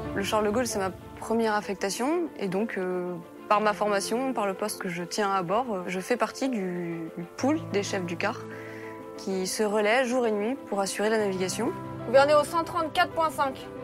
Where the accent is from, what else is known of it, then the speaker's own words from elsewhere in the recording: Limoges, Nouvelle-Aquitaine, France; je viens de Limoges